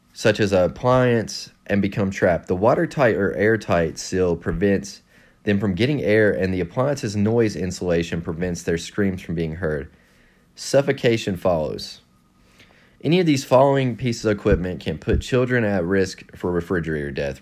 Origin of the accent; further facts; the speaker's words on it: West Virginia, United States; I'm from West Virginia